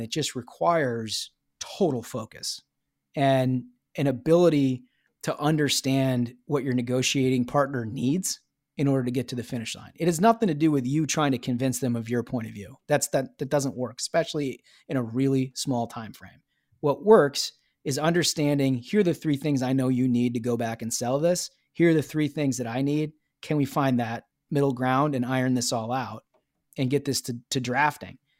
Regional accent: Minnesota, United States; being a Minnesotan.

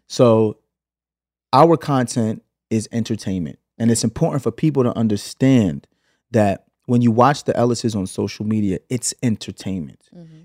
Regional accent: New York City, New York, United States; moved away as an adult; also born or lived in Los Angeles, United States; now in Atlanta, United States; we moved from Canarsie, from from Flatbush to Canarsie when I was 8

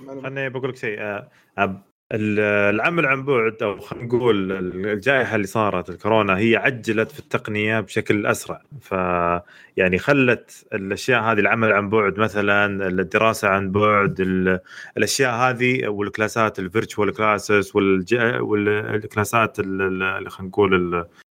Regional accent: Eastern Province, Saudi Arabia; عندنا في الشرقية

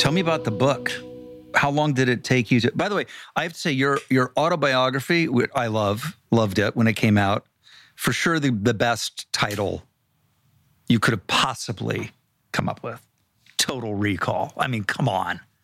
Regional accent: Ohio, United States; I'm, I'm from Ohio

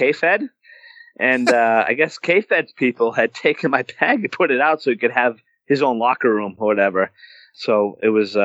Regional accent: Massachusetts, United States; I was from Massachusetts

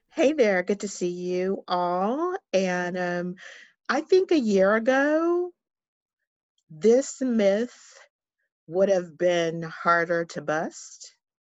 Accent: San Diego, California, United States; I am, um, born and raised in San Diego

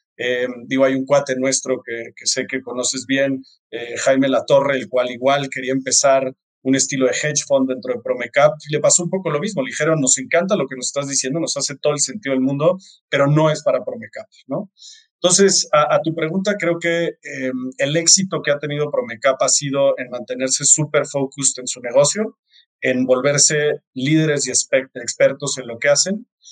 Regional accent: Mexico; soy de México

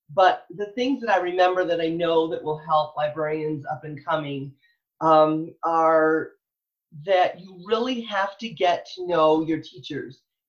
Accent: Michigan, United States; now in Texas, United States; I'm from Michigan originally

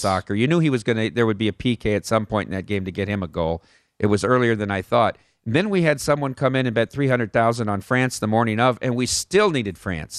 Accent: Iowa, United States; growing up in Iowa

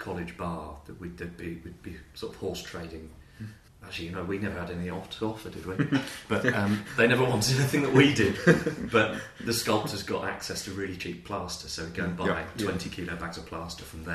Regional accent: United Kingdom; moved away as an adult; also born or lived in Edinburgh / Zurich; I grew up near London

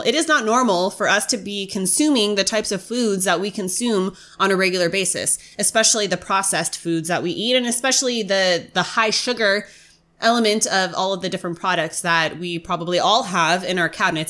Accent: United States; as an American

